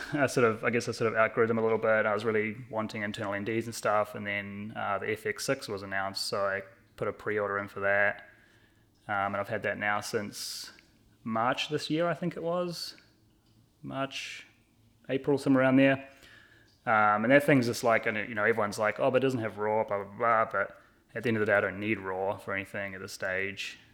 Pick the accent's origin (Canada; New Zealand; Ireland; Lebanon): New Zealand; moved away as an adult; now in Burlington, United States; I grew up in New Zealand, and I, uh, moved here in tw-, two thousand sixteen